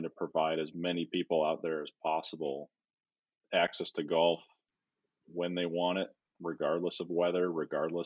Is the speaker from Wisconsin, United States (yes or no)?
yes; Wisconsin, United States; I grew up in Wisconsin